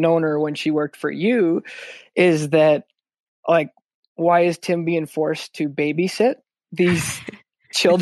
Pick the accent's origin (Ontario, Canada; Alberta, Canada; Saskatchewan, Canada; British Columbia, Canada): Alberta, Canada; Calgary; I was born and raised in Calgary, Alberta